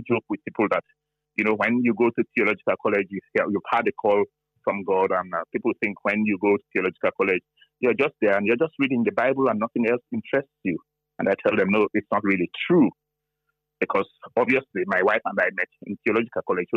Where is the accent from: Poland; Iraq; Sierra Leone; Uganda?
Sierra Leone; now in Ireland; I come from Sierra Leone in West Africa